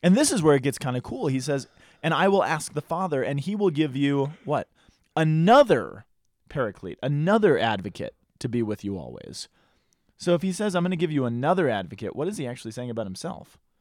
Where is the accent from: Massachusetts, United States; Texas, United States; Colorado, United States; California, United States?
Colorado, United States